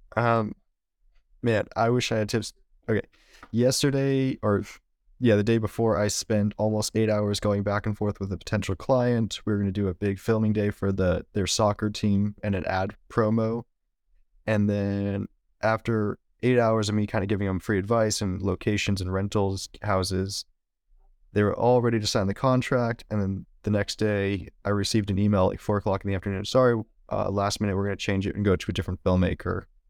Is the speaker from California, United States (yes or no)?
yes; Valley Springs, California, United States; moved away as an adult; also born or lived in San Francisco / Marin County; now in Oakland, United States; I was born in the city and then lived in Marin County till I was about ten. And then I mo-, or my parents moved up to Valley Springs, which is where I lived until I graduated high school